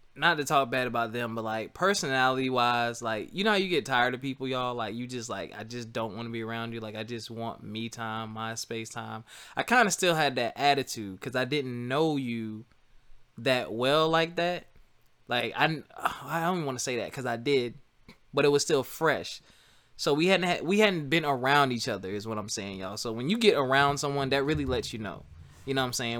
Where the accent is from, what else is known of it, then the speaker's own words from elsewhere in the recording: South Carolina, United States; moved away as an adult; also born or lived in Philadelphia; I'm from South Carolina